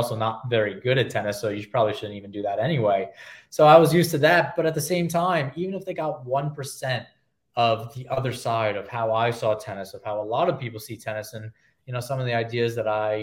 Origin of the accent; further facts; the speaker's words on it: New York, United States; I'm a New Yorker